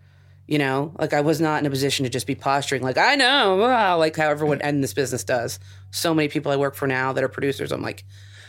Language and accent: English; New Jersey, United States; moved away as an adult; also born or lived in New York; now in California, United States; I'm from New Jersey.